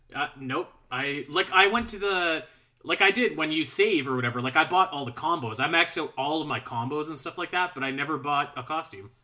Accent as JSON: {"language": "English", "town": "Calgary", "region": "Alberta", "country": "Canada", "said": "I'm from Calgary, Alberta, right? So, we're, we're, I'm, I'm up in Canada."}